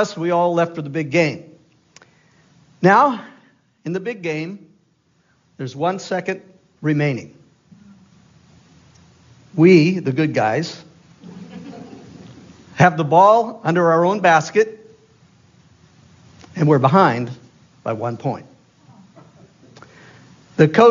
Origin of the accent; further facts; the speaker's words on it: Easton, Maine, United States; the big city of Easton, Maine, that is. 1,500 people strong when everybody was home and many of them had guests. So that was my hometown.